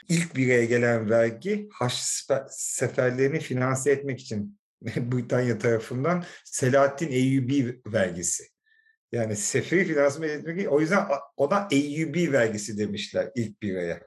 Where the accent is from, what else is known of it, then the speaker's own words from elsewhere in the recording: Istanbul, Turkey; also born or lived in London; Kuzguncukluyuz aile